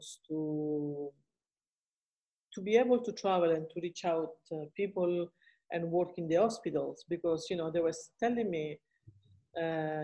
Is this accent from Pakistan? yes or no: no; Italy; now in Australia; I come from Italy